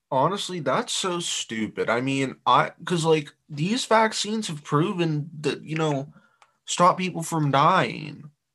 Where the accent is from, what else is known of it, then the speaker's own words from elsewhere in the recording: Ohio, United States; We're from Ohio